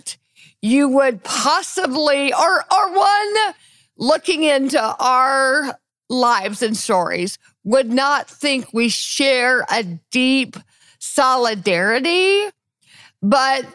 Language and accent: English; Deep South, United States; I grew up as a very advantaged white girl in the Deep South